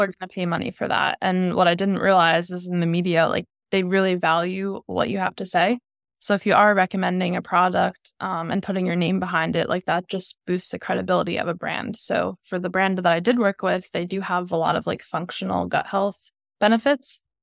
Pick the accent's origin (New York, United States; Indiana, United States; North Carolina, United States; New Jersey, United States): New York, United States; moved away as an adult; now in Rhode Island, United States; I'm from New York